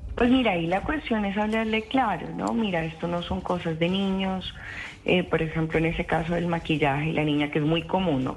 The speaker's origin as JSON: {"language": "Spanish", "region": "Tolima", "country": "Colombia", "tie": "born or raised there", "said": "Yo misma me crié en Tolima"}